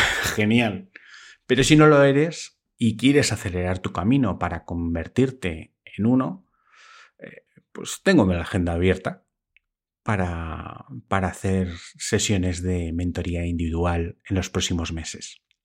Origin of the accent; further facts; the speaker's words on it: Spain; aquí en España